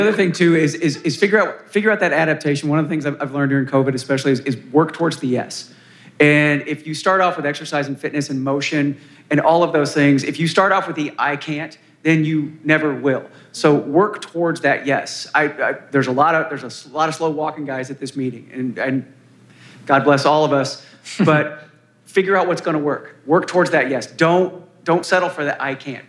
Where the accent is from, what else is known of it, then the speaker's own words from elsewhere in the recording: Kentucky, United States; now in Seattle, United States; When I was a little kid growing up in Kentucky